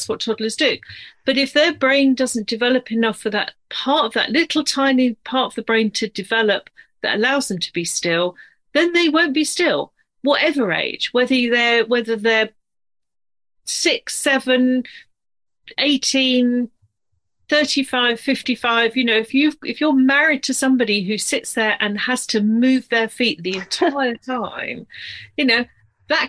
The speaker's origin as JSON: {"language": "English", "country": "United Kingdom", "also_born_or_lived": "near London", "accent": "British", "said": "I'm British, as you can probably tell from my accent. I'm based just outside of London."}